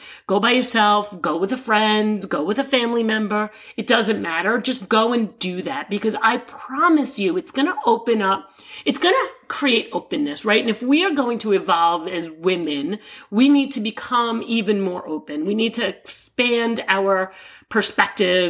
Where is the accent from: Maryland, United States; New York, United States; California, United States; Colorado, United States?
New York, United States; I'm a New Yorker. I live in the greatest city in the world.